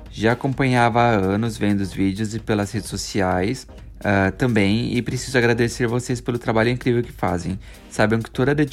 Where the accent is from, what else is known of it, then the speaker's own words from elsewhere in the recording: Recife, Pernambuco, Brazil; é, mas como sou de Recife, nunca tive a chance de ir até então.